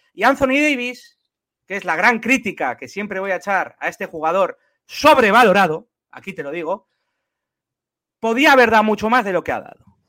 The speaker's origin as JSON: {"language": "Spanish", "country": "Spain", "said": "somos españoles"}